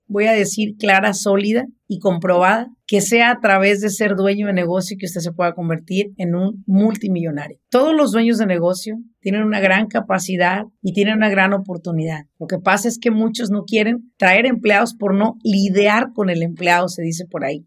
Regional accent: Apatzingán, Michoacán, Mexico; en nuestro pueblo, de donde yo soy, en Apachingán, Michoacán

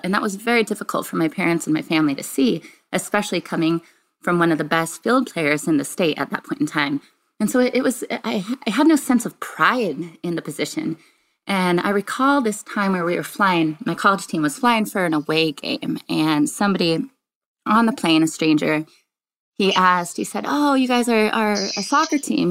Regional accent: Richland, Washington, United States; I grew up in a very small town on the eastern part of the state of Washington, a little town called Richland, Washington.

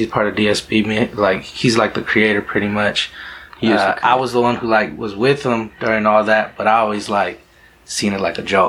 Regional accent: Yakima, Washington, United States; He's just a cat that we grew up with here in Yakima.

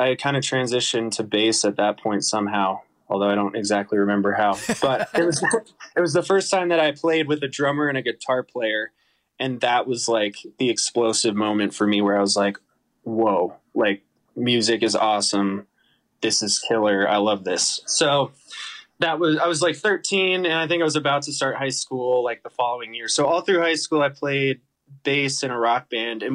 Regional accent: Boulder, Colorado, United States; also born or lived in Boston; I grew up in Boulder, Colorado.

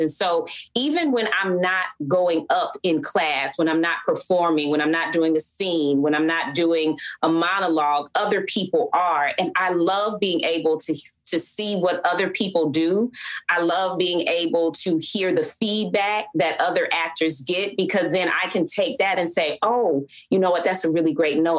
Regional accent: Atlanta, Georgia, United States; growing up in Atlanta uh, is hot

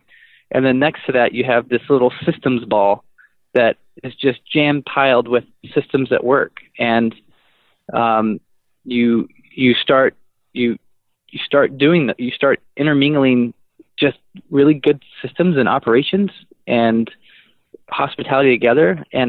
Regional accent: Texas, United States; moved away as an adult; now in Madison, United States; I'm from Texas, and so I left there when I was 25

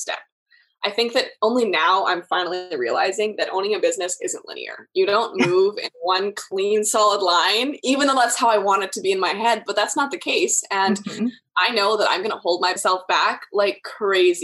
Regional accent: Canada; I'm from Canada, so here we have every province is different as well

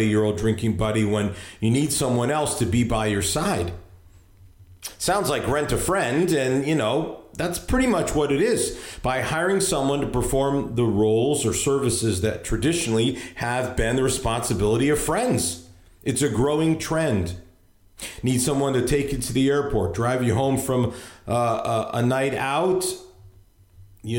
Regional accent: Hartford, Connecticut, United States; now in Virginia, United States; I live in Virginia now, but that's where I grew up, in Hartford, Connecticut.

